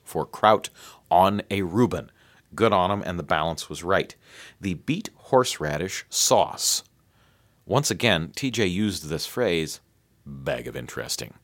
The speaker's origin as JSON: {"language": "English", "country": "United States", "said": "I'm American"}